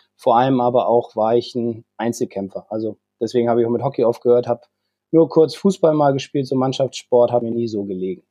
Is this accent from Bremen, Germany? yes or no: yes; Bremen, Germany; also born or lived in Flesensee / Sieke; Ich bin gebürtiger Bremer